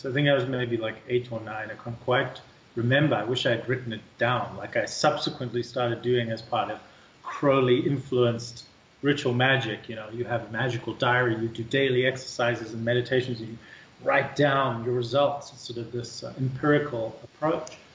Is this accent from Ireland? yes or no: no; South Africa; moved away; Growing up in South Africa, too, uh, we're such a ethnically, culturally, linguistically, religiously diverse country.